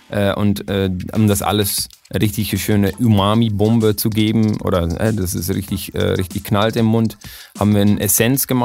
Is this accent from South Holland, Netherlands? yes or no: no; Emmeloord, Flevoland, Netherlands; German is a second language; Und das ist in Emmeloord in den Niederlanden, ist in einer ganz äh, kleine Stadt